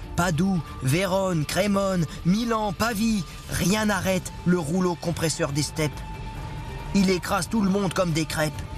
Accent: Paris, Île-de-France, France; je suis parisien et comme tout le monde, ma, sainte patronne c'est Sainte Geneviève

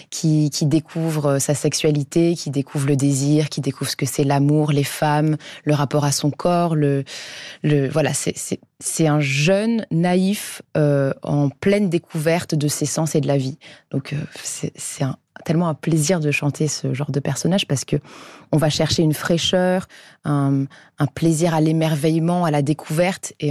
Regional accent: Paris, Île-de-France, France; je suis parisienne

